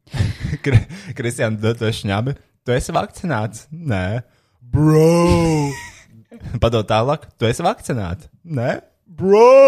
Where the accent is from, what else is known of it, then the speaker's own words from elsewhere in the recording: Riga, Latvia; Esmu satura veidotājs no Rīgas.